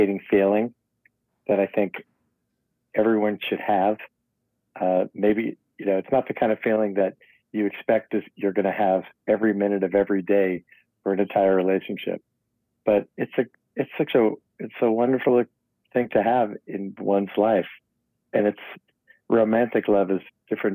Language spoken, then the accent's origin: English; New York City, New York, United States; I was born in the Tawny Riverdale section of the Bronx